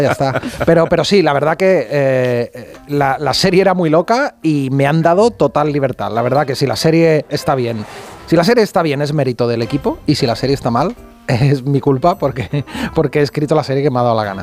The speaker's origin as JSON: {"language": "Spanish", "town": "Utrera", "region": "Andalusia", "country": "Spain", "also_born_or_lived": "Madrid", "moved": "yes", "lives_now": "Barcelona, Spain", "said": "Vivo aquí en Barcelona, pero soy de un pueblecito de Sevilla que se llama Utrera"}